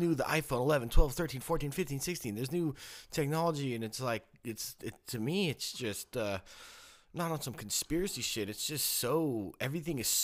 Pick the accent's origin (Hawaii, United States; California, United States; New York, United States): California, United States; Willits; growing up in Willits